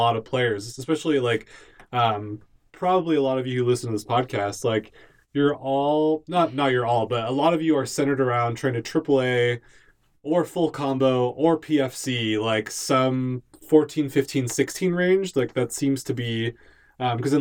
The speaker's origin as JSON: {"language": "English", "region": "Southern California", "country": "United States", "moved": "yes", "said": "I'm from SoCal, so I went home recently"}